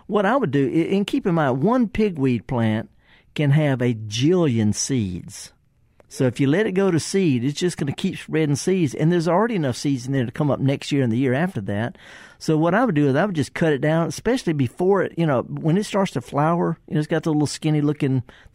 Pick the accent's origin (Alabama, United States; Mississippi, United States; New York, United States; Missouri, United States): Mississippi, United States; the Delta; I'm from the Delta